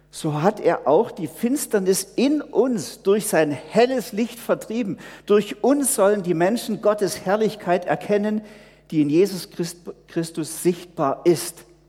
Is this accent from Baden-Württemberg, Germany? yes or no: no; home of the Herrnhuters, Saxony, Germany; moved away; aus meiner Heimat viele Missionare vor 300 Jahren in alle Welt gegangen sind, von den Herrnhutern